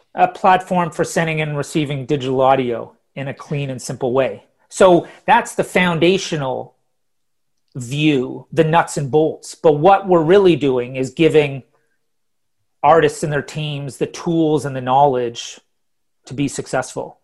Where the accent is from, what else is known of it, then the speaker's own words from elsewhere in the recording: Ottawa, Ontario, Canada; moved away as an adult; also born or lived in Toronto / Calgary / Halifax / London; now in Stockholm, Sweden; I was born in Toronto, grew up in Ottawa, then moved out to Calgary